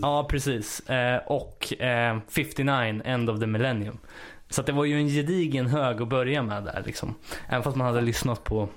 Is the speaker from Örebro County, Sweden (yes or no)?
yes; Örebro County, Sweden; jag är ju uppväxt lite utanför Örebro